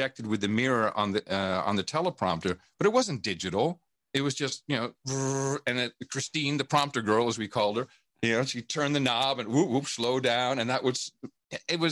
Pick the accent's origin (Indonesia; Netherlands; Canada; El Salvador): Netherlands; Amsterdam, North Holland; also born or lived in West Virginia; now in United States; I grew up in Amsterdam, even though I was born in the United States